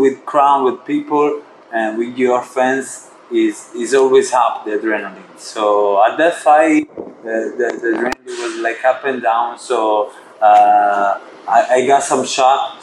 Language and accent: English; Italy; it's my hometown